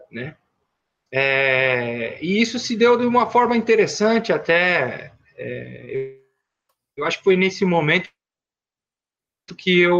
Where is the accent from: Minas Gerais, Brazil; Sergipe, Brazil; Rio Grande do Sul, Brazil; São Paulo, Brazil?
São Paulo, Brazil; Eu sou da Zona Leste de São Paulo. Eu nasci em Itaquera, me criei morei em São Mateus, na região é, ali da André de Almeida.